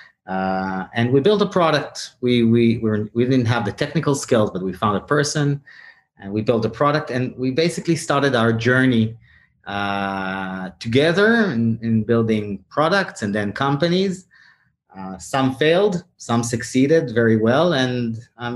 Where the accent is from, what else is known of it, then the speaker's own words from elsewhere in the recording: Tel Aviv, Tel Aviv District, Israel; my hometown is Tel Aviv